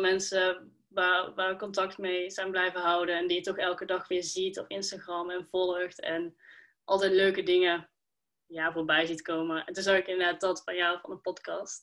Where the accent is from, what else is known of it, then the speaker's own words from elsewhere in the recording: Schijndel, North Brabant, Netherlands; ik kom uit Schijndel